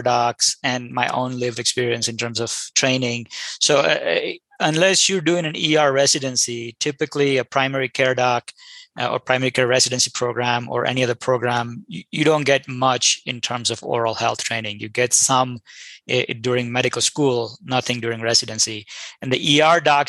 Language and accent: English; India; moved away; I'm an immigrant from India